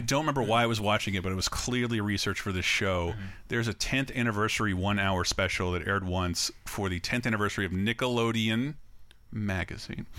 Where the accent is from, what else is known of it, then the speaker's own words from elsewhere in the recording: Tallahassee, Florida, United States; my hometown of Tallahassee, Florida